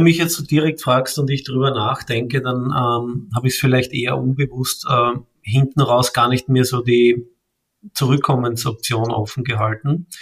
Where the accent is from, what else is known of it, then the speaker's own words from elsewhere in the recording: Vienna, Austria; ich komme aus Wien, äh, bin ein echter Wiener sozusagen, äh, geboren dort und lebe auch dort